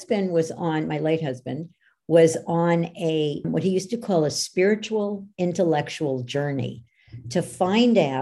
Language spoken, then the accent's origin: English; New York, United States; I'm from New York